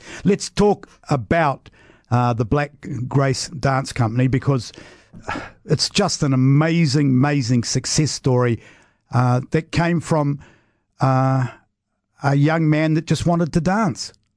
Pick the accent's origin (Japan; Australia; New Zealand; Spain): New Zealand; Wellington; being a Wellingtonian